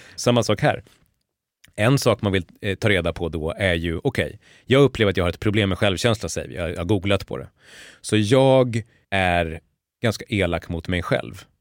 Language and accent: Swedish; Borlänge, Dalarna County, Sweden; jag har vuxit upp i Borlänge